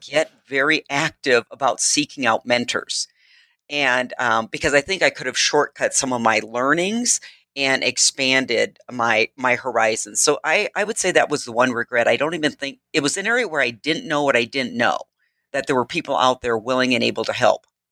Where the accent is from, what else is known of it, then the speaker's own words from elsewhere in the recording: Midwest, United States; I am from the Midwest